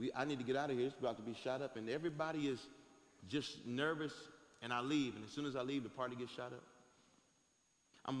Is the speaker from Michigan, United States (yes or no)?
yes; Detroit, Michigan, United States; I'm from Detroit, Michigan.